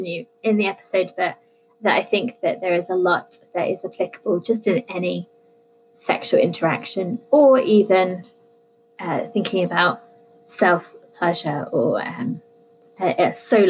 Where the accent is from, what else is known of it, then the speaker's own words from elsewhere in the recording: United Kingdom; I'm British